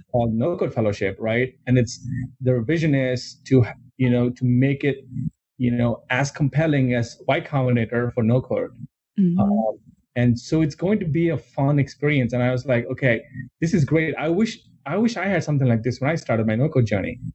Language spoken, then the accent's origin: English; India; moved away as an adult; I grew up in India and I, I grew up like I was, I was there until I was 21